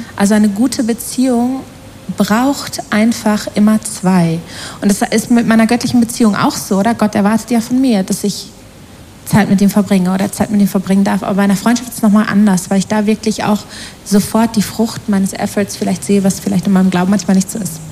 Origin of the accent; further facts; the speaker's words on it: the heart of the Ruhr area, North Rhine-Westphalia, Germany; moved away as an adult; also born or lived in Australia; now in Switzerland; Aus dem Herzen des Ruhrgebiets